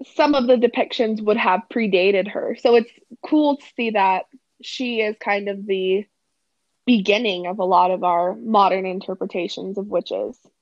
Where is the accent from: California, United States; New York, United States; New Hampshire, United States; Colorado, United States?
Colorado, United States; we're from Colorado.